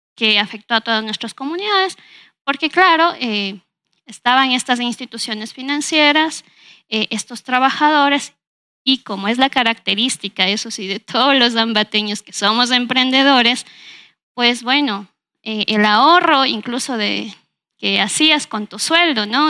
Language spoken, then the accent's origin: Spanish; Ambato, Tungurahua, Ecuador; yo nací aquí en la ciudad de Ambato, viví prácticamente toda mi infancia aquí